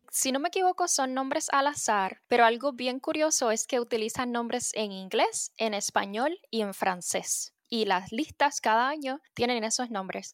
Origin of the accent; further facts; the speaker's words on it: Puerto Rico; also born or lived in Tampa Bay, Florida; now in Tampa, United States; Yo soy de Puerto Rico y soy meteoróloga, para la NOAA, específicamente en la Bahía de Tampa